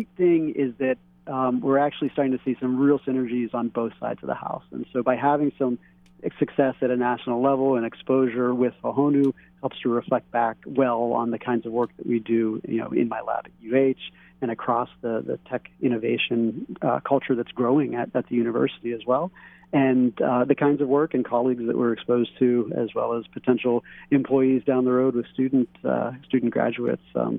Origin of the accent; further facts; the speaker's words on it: Pittsburgh, Pennsylvania, United States; also born or lived in East Coast; now in Hawaii, United States; I was born in Pittsburgh, lived up on the East Coast, have been here in Hawaii for 19 and a half years